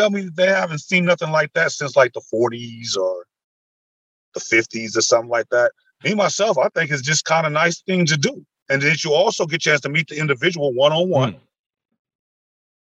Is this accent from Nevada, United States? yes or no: yes; Las Vegas, Nevada, United States; moved away as an adult; now in Jamestown, United States; I'm from Las Vegas, Nevada.